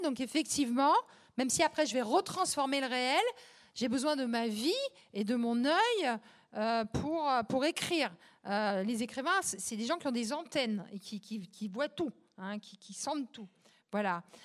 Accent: Champigny-sur-Marne, Île-de-France, France; c'était un soir, un dimanche pluvieux à Champigny-sur-Marne, dans le pavillon, là, sinistre, en pierre Molière. et il n'y avait pas de livre chez moi

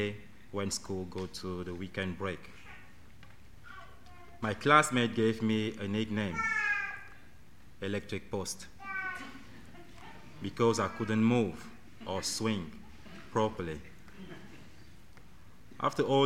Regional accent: Cameroon; now in United Kingdom; I'm from Cameroon

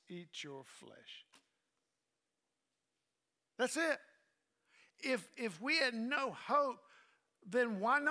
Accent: Southern United States, United States; I'm as American as you can get, as Southern as you can get, as countrified as you can get

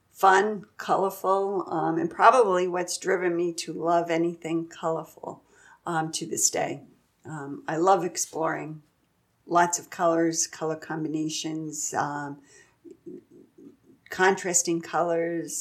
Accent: Centerport, New York, United States; moved away as an adult; also born or lived in Michigan; I was born in the city and moved out to Long Island and lived out there till I was about 30 years old

